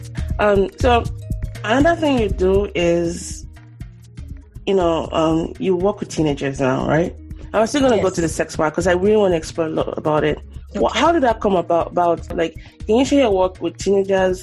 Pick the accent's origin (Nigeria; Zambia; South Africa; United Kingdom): Nigeria; I'm Nigerian